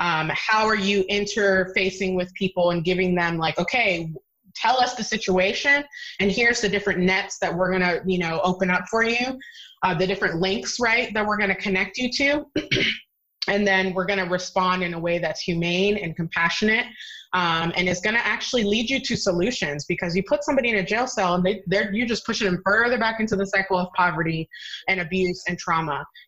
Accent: Virginia, United States; I'm from Virginia. Hello.

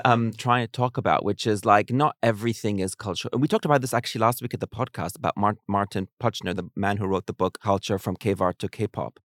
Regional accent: New Zealand; moved away; I grew up in New Zealand

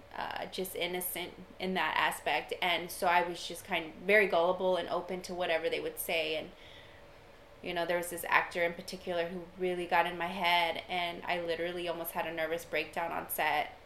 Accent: Austin, Texas, United States; I grew up in Austin

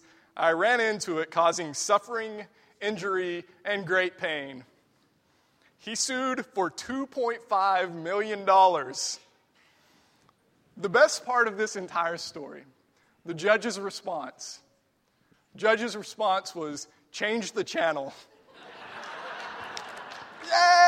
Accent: Texas, United States; moved away; I'm from Texas, and we sing Fannie J. Crosby songs every week

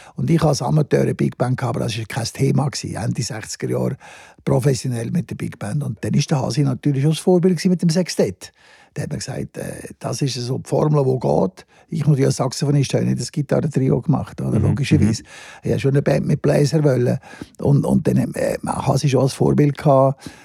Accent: Lenzburg, Aargau, Switzerland; Ich bin in Lenzburg aufgewachsen, im Aargau, ein kleines Städtchen.

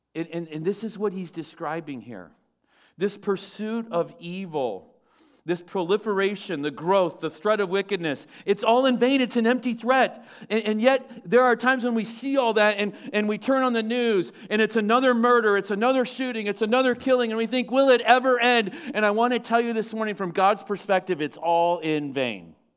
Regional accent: United States; I'm an American. I live in the greatest nation on the face of the earth

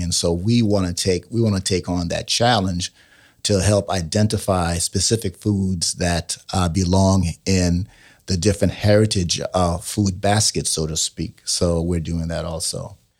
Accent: New York City, New York, United States; I grew up in New York City

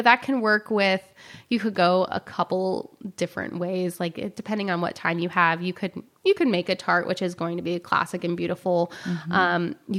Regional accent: the South, United States; I'm from the South, and banana pudding is important to us.

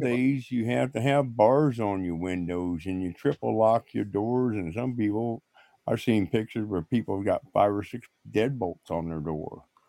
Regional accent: Indiana, United States; my hometown where I grew up at, where I seen oil wells always pumping.

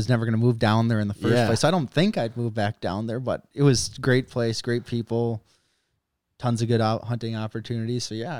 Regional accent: Minnesota, United States; accent: Minnesota; also born or lived in North Dakota / Jackson, Mississippi; They liked my Minnesota accent.

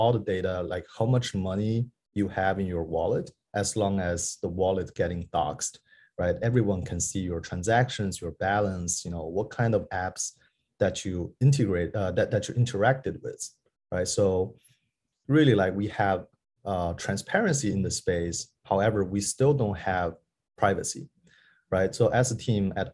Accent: Beijing, China; also born or lived in New York; I was working at a venture capital in Beijing, where it's my hometown

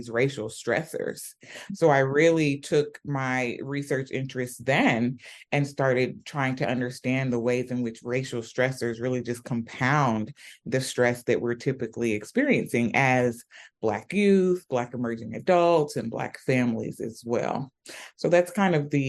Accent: Atlanta, Georgia, United States; also born or lived in Sierra Leone; I was born and raised in Atlanta, Georgia, and I traveled back and forth from Sierra Leone as a child.

